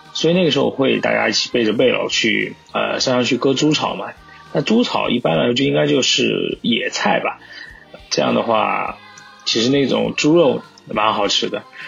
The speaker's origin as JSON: {"language": "Chinese", "town": "Chengdu", "region": "Sichuan", "country": "China", "tie": "born or raised there", "said": "我从小是生活在成都的"}